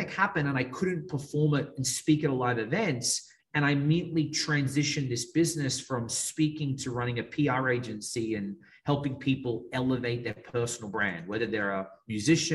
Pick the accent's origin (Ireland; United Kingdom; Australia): Australia; accent: Australian; moved away as an adult; now in Miami, United States; I'm from Australia. It's an Australian accent.